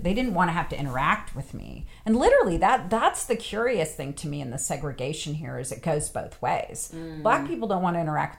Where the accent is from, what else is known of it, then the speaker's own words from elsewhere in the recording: West Coast, United States; moved away as an adult; also born or lived in the South (US); now in United States (the South); when I go back to the West Coast